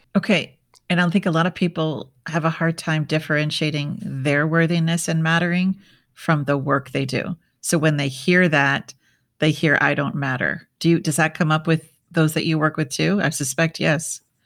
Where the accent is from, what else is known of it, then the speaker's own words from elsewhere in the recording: Minnesota, United States; I grew up in Minnesota